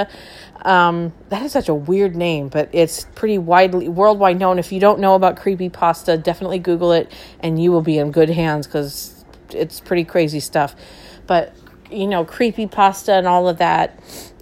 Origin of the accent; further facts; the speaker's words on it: Ontario, California, United States; I'm from Ontario